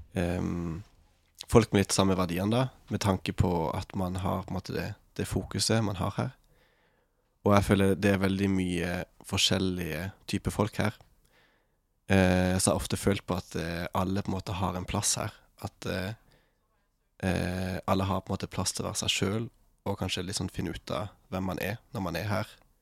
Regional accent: Farsund, Agder, Norway; moved away as an adult; now in Lofoten, Norway; jeg kommer fra Farsund på Sørlandet

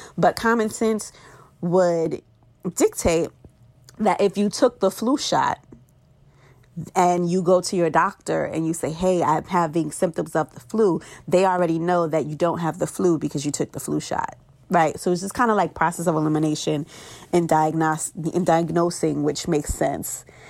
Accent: New York City, New York, United States; in private practice in my hometown of Brooklyn, New York

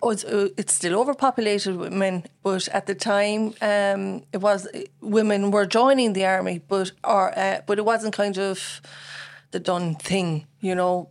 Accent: Bandon, Munster, Ireland; also born or lived in Cork; I'm from Bandon, born in Saint Finbarr's, um, nineteen seventy-seven, and, uh, born and reared in Bandon in Richmond Court

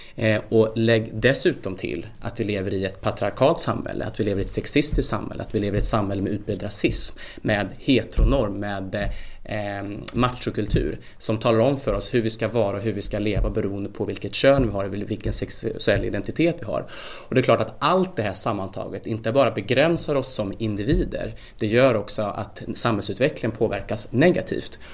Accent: Värmland, Sweden; Jag kommer själv från Värmland

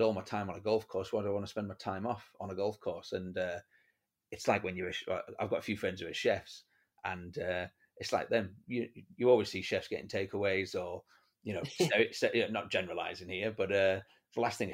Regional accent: Penrith, North West England, United Kingdom; also born or lived in Johannesburg, South Africa; now in Cape Town, South Africa; I grew up in Penrith in the Lake District.

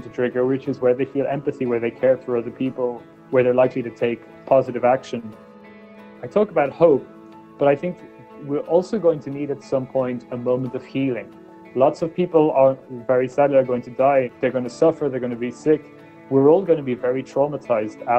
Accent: Ireland; When I was born in Ireland in the 1980s

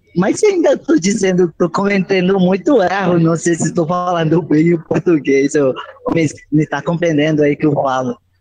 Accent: Colombia; Portuguese is a second language; now in Bogotá, Colombia; eu sou da Colômbia

